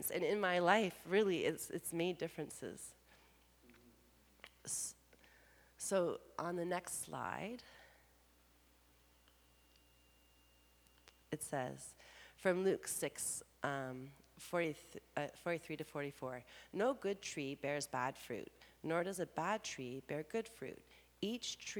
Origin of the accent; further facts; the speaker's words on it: Canada; Being Canadian